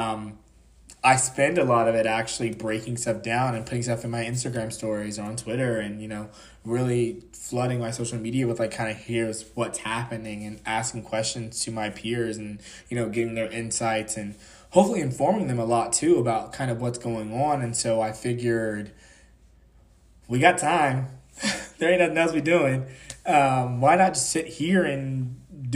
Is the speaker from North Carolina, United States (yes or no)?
yes; a small town in North Carolina, United States; now in Washington, DC, United States; I'm from a small town in North Carolina, so I'm from the South